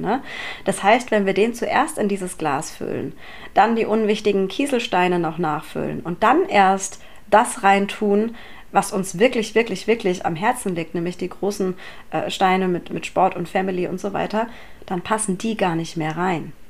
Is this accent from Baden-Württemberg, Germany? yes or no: yes; Mannheim, Baden-Württemberg, Germany; ich bin eine gebürtige Monomerin